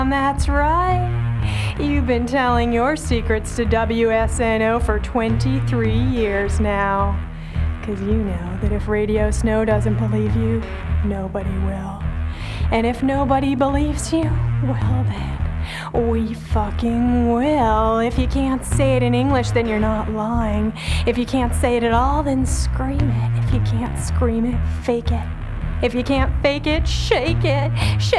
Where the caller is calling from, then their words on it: Kelso, Washington, United States; Kelso, Washington.